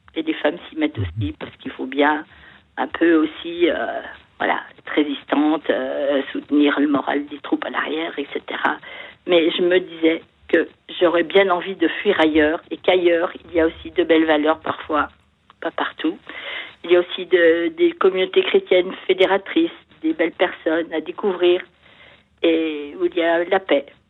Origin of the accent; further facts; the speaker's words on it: France; j'aime mon pays parce que j'ai la chance d'y être née